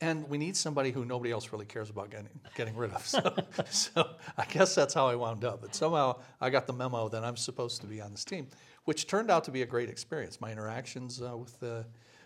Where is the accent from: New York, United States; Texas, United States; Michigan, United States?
Michigan, United States; Ecorse; I grew up in Ecorse, Michigan, right next to Detroit